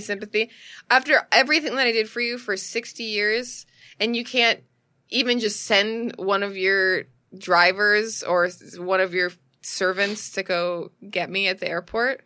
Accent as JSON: {"language": "English", "country": "United States", "said": "I'm an American."}